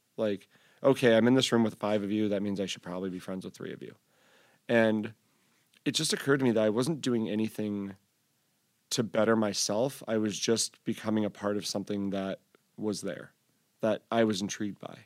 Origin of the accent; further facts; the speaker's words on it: Syracuse, New York, United States; I grew up in Syracuse, and it was like, that was the big, like, straight edge vegan hardcore scene.